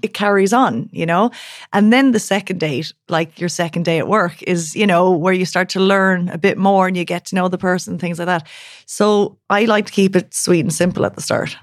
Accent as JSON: {"language": "English", "country": "Ireland", "accent": "Irish", "moved": "yes", "lives_now": "Berlin, Germany", "said": "There's my Irish accent"}